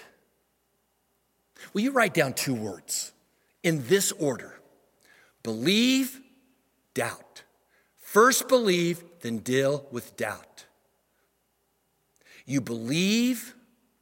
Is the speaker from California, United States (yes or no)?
no; Missouri, United States; moved away as an adult; now in Dallas, United States; we moved from Missouri, the state that I was raised in, to come to Dallas